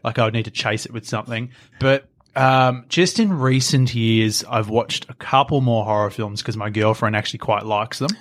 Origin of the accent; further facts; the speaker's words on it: Australia; We grew up in Australia